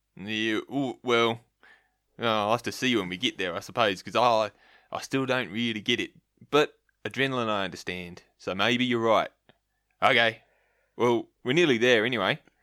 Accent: Australia; I'm an Aussie still

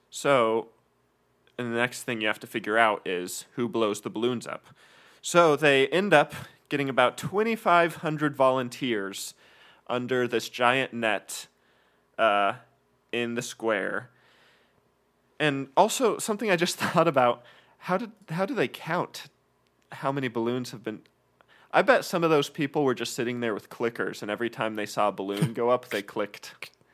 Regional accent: Kalispell, Montana, United States; now in Texas, United States; I grew up in Kalispell, where we always had a huge winter with lots of snow

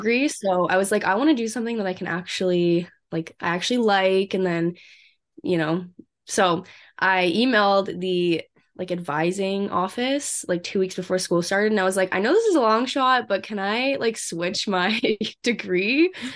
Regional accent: Vancouver, British Columbia, Canada; moved away as an adult; now in Kelowna, Canada; I'm from Canada. I grew up in Vancouver

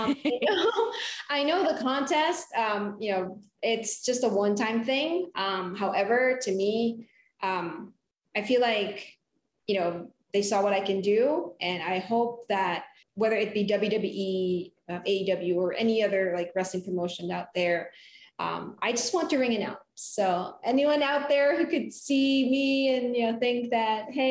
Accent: Philippines; moved away; I was born and raised in the Philippines

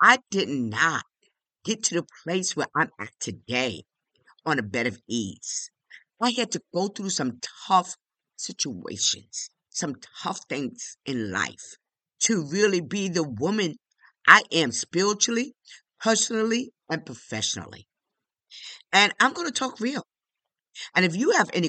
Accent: New York City, New York, United States; I'm one of 12, and I grew up in the South Bronx in the hood. Yes, right on Washington Avenue

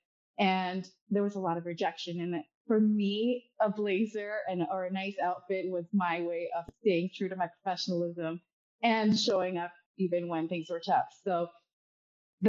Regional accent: Dubai, United Arab Emirates; moved away as an adult; now in California, United States; I was born and raised in Dubai, and I moved to the U.S. play college tennis a few-ish years ago.

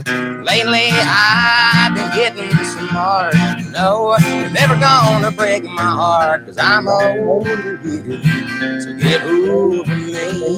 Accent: Garrard County, Kentucky, United States; accent: southern; I'm from Garrett County, Kentucky. I'm 17 years old

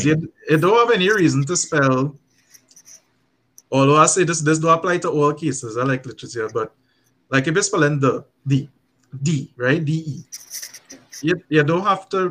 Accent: Trinidad & Tobago; I am a Trinidadian

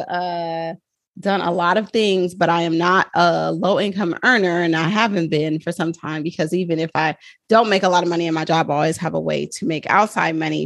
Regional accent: Oakland, California, United States; I'm from Oakland, California

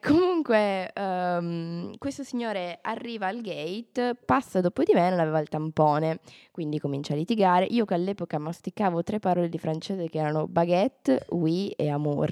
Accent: Turin, Piedmont, Italy; moved away; il fatto che io e Giulia veniamo da Torino

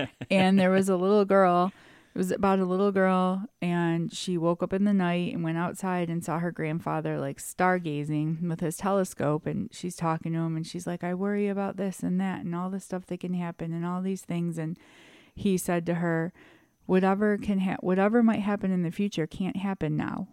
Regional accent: United States; I am proud to be from America.

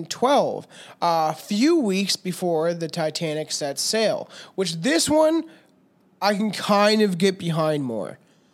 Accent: Minnesota, United States; I'm from Minnesota, bud

